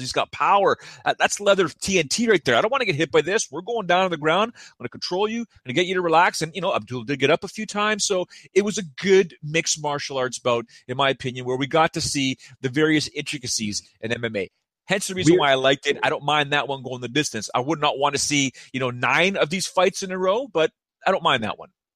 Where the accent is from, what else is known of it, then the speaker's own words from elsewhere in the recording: Toronto, Ontario, Canada; I'm from Toronto